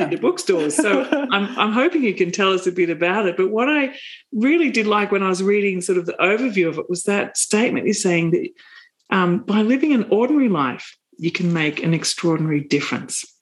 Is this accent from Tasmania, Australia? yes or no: no; Kulin Nation, Mullum Mullum River area, Victoria, Australia; moved away; I'm originally from um, sort of the area around the Kulin Nation along the Mullum Mullum River